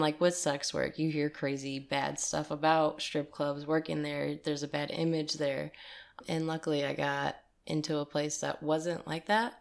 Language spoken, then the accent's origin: English; East Side, New York, United States; now in Detroit, United States; I'm from, uh, the New York and East Side